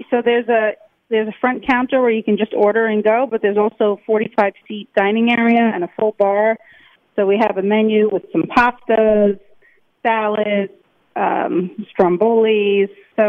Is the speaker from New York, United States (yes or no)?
yes; New York City, New York, United States; But I'm a New Yorker and I wanted to... find an iconic location like Grand Central